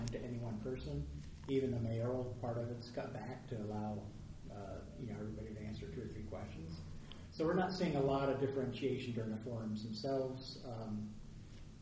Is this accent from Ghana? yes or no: no; Niles, Michigan, United States; moved away as an adult; also born or lived in South Bend, Indiana; now in Rockville, United States; I was born in South Bend, Indiana, and grew up in Niles, Michigan, just across the border from South Bend. So I'm a Midwesterner